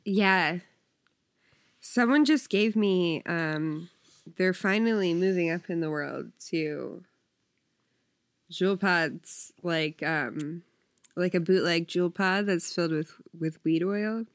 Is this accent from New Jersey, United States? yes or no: yes; New Jersey, United States; I'm from South Jersey.